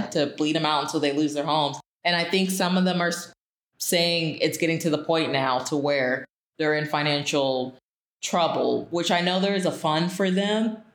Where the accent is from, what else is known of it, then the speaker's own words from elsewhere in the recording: Florida, United States; we reside in Florida and I grew up in Florida